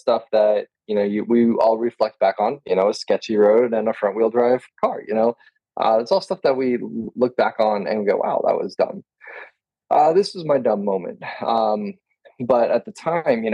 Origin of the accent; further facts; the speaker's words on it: Texas, United States; I'm from Texas